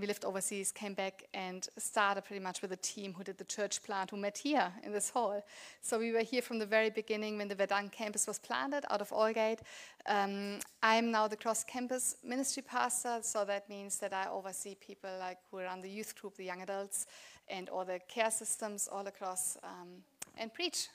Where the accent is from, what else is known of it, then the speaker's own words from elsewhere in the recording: Germany; English is a second language; moved away as an adult; now in Australia; I grew up, was born and grew up in Germany